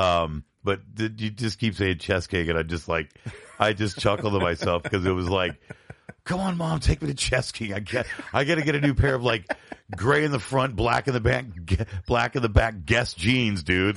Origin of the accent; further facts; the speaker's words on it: Tampa, Florida, United States; also born or lived in Binghamton, New York; I moved from Bingham to New York around eighty-four, eighty-five to Tampa, Florida